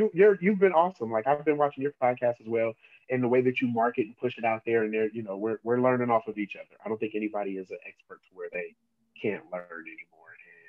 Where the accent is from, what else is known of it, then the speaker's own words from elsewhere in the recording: Oakland, California, United States; I'm not from the Bay Area, I'm from Oakland.